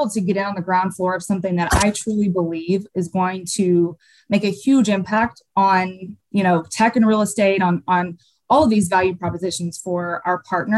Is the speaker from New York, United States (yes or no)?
no; by the Arkansas state line, southern Missouri, United States; accent: Southern; now in Chicago, United States; I am from the very bottom part of Missouri, right by the Arkansas state line.